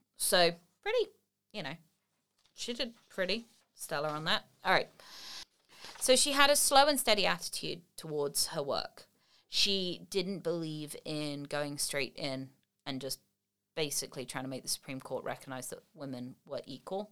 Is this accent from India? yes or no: no; England, United Kingdom; moved away as an adult; now in United States; I'm English, but I've lived in the States for twelve or thirteen years now